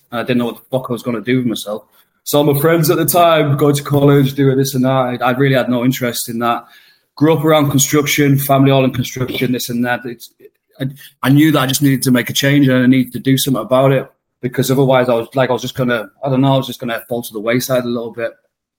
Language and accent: English; the north of England, United Kingdom; It's like, the North's my home. I am a Northerner, but I couldn't go back. To be honest, when I go back to Blackpool, even when I go back to Carlisle